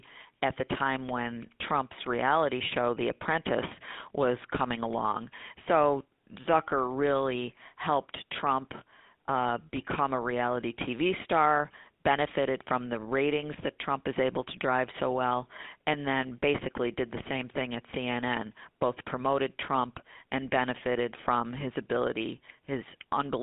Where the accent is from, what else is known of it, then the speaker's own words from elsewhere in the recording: Buffalo, New York, United States; moved away as an adult; also born or lived in Lackawanna, New York; now in Washington, D.C., United States; growing up in the Buffalo area